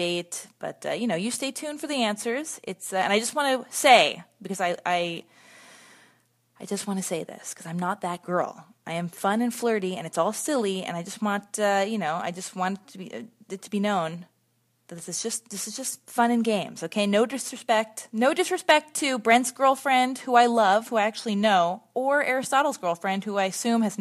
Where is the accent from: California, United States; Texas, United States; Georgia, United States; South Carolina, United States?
California, United States; Los Angeles; we both were born and raised in Los Angeles